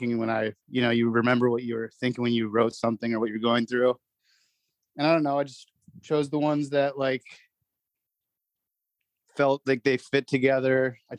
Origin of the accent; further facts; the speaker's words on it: Manhattan, New York, United States; born there; also born or lived in New Jersey; I was born in Manhattan, and then I lived in New Jersey for the first few years of my life, and then I actually grew up overseas mostly